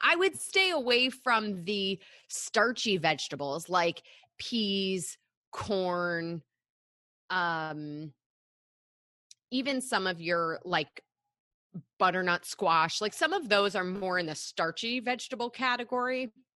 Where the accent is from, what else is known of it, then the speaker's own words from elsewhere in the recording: Michigan, United States; I grew up in Michigan